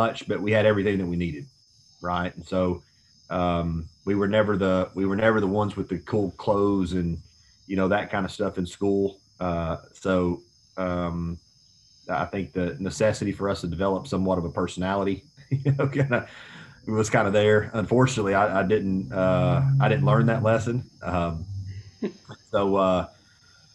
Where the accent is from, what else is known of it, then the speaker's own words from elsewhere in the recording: Tullahoma, Tennessee, United States; moved away as an adult; also born or lived in Chattanooga, Tennessee / Johnson City, Tennessee; I'm from a small town in southern Middle Tennessee called Tullahoma